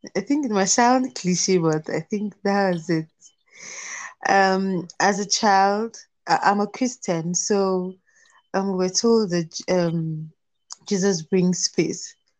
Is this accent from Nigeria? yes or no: yes; Plateau, Nigeria; I am from Plateau States, Nigeria